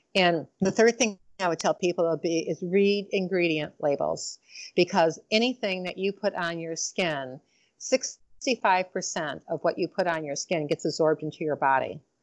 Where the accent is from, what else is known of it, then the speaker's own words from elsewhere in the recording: Detroit, Michigan, United States; I'm from Motown